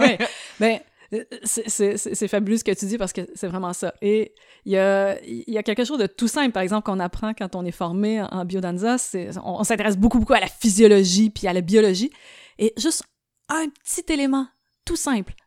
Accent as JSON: {"language": "French", "town": "Trois-Pistoles", "region": "Quebec", "country": "Canada", "tie": "born or raised there", "also_born_or_lived": "Montreal", "said": "ça commence à Montréal avec une naissance, mais ça l'a vite pris une tangente un plus campagnarde parce que j'ai grandi à Trois Pistoles"}